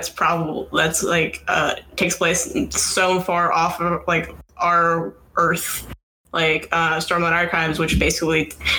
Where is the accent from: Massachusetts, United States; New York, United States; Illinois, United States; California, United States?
Massachusetts, United States; I grew up in Massachusetts.